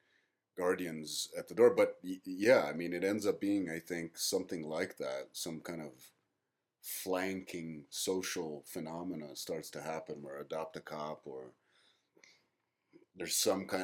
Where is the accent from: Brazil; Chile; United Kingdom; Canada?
Brazil; being Brazilian